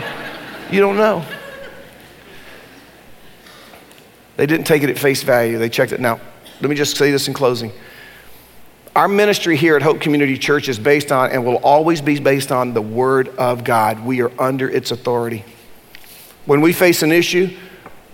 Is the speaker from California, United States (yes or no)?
no; Durham, North Carolina, United States; I grew up in Durham, and I'm one of the few white people that ever graduated from my high school, Hillside High School in Durham.